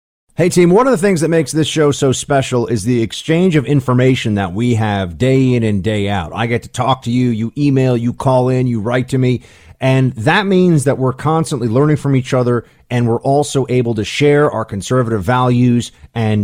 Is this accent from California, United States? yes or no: no; New York, United States; as a New Yorker